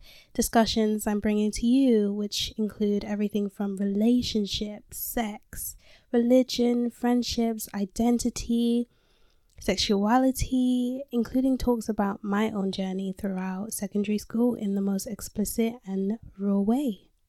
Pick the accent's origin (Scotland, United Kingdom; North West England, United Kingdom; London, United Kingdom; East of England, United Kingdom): London, United Kingdom; I was born and raised in London, and I'm currently 19 years old. Yes, I said I was born and raised in London.